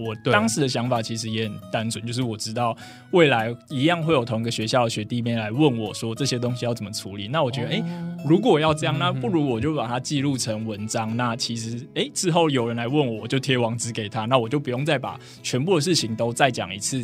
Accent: Taipei, Taiwan; 因为我是台北人，所以我其实嗯。从 国小一路到大学，我都没有离开过台北去哦，等于说住在常住天龙国里面就对了

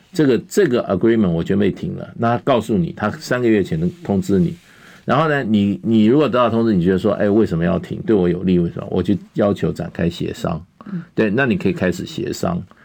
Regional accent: Taiwan; 那是不是要把我们台湾人，所有台湾的未来

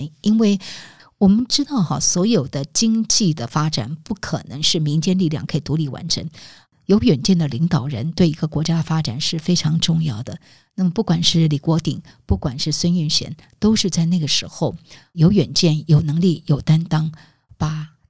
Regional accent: Keelung, Taiwan; 因为我本身是台电子弟，我从小就是在台电的宿舍长大的。我父亲所服务的这个台电深澳发电厂

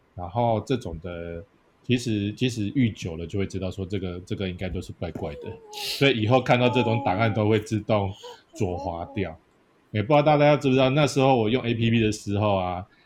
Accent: Yilan County, Taiwan; 因为我是宜兰人会有点那个 Q

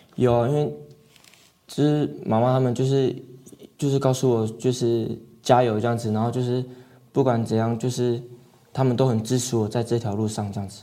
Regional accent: Hualien County, Taiwan; 小时候是在外婆家长大的这样子，是。然后也会跟着部落里的人们一起打球啊，不管是篮球、棒球都打这样子

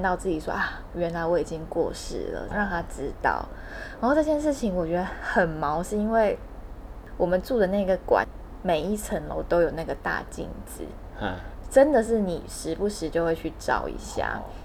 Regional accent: Hualien, Hualien County, Taiwan; 我小的时候在花莲的筑墙国小是直笛队

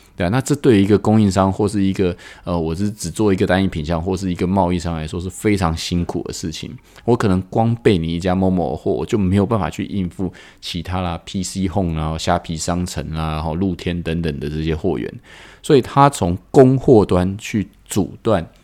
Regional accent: Taiwan; 我们台湾人

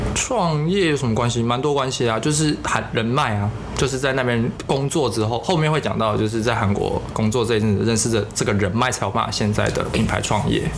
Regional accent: Taiwan; moved away as an adult; also born or lived in South Korea; 就是那里就只有我一个是台湾人而已啊

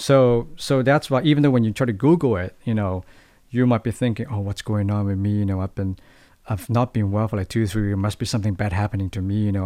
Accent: Hong Kong; moved away as an adult; now in Taiwan; I'm from Hong Kong.

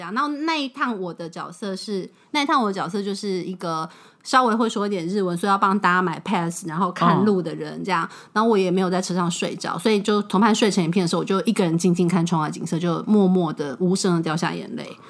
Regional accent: Taiwan; 就觉得这是一块能够让身为台湾人的我出来旅行时

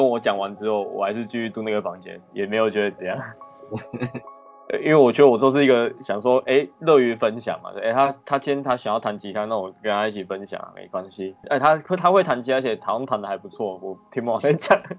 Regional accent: Changhua County, Taiwan; 可是其实那个时候我根本不在讲，我已经回到我的老家乡了，回到彰化了。

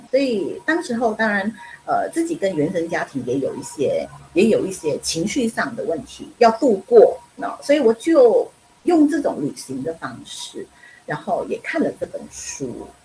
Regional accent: Penang, Malaysia; now in Taiwan; 我是槟城人，我是北方人， 马来西亚的北方人

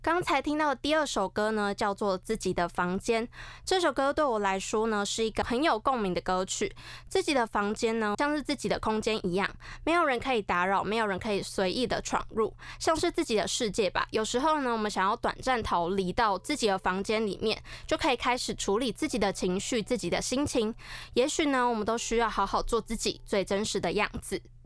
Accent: Taiwan; 台语对我来说呢，我觉得既熟悉又陌生，但我觉得身为台湾人，台语是必须的

